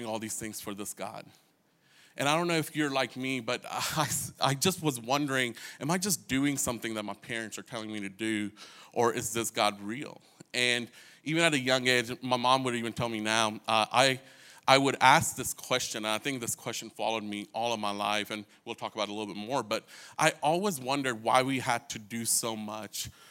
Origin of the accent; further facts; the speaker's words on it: New Delhi, Delhi, India; now in Snellville, United States; I grew up in India. I lived in a city called New Delhi.